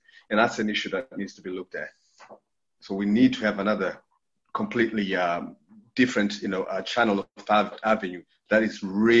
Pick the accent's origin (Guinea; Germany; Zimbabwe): Zimbabwe; also born or lived in Canada; now in England; I'm actually originally from Zimbabwe. I'm from a geoinformatics background. Lived in Canada, did study in Canada and lived there for a while.